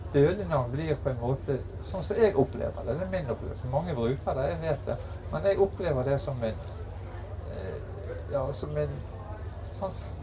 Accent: Bergen, Vestland, Norway; jeg er fra Bergen, så leste mye Bergens Tidende

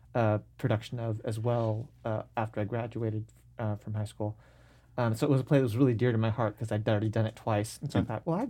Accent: Seattle, Washington, United States; I grew up in North Seattle, went to Nathan Hale High School, and my sister, who's a year older than I am, actually started doing theater when she was a freshman in high school.

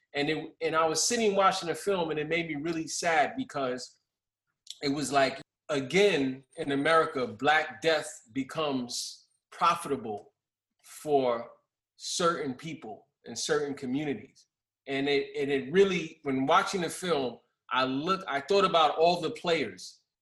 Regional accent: New York City, New York, United States; I grew up in Brownsville

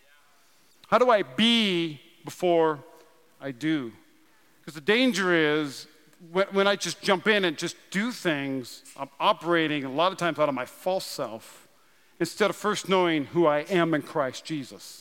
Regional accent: North Dakota, United States; I'm from North Dakota

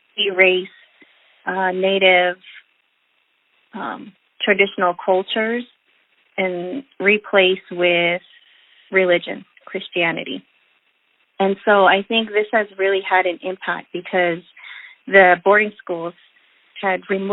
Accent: Ganado, Arizona, United States; I am Dene from Ganado, Arizona. I grew up there, I attended school there

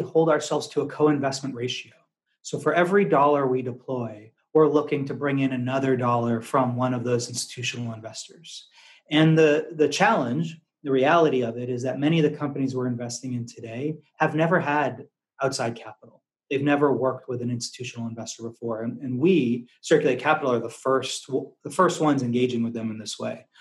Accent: outside of Boston, Massachusetts, United States; also born or lived in Washington D.C. / San Francisco, California / Louisville, Kentucky / Arkansas; now in Singapore; I grew up in Massachusetts, outside of Boston

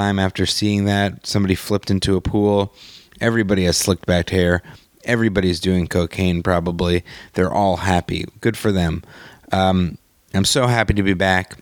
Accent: New York, United States; moved away as an adult; now in Los Angeles, United States; I'm a New Yorker forever

